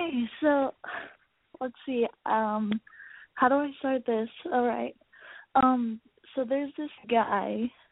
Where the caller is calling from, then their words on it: San Diego, California, United States; I'm 18. I'm coming from San Diego.